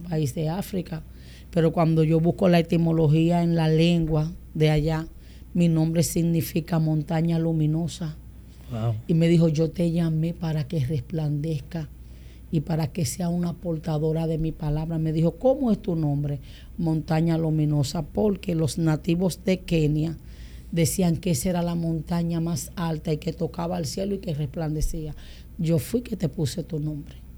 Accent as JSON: {"language": "Spanish", "town": "Boca Chica", "region": "Distrito Nacional", "country": "Dominican Republic", "tie": "born or raised there", "also_born_or_lived": "San Pedro de Macorís", "said": "yo nací en San Pedro y me crié en Andrés Bocachica."}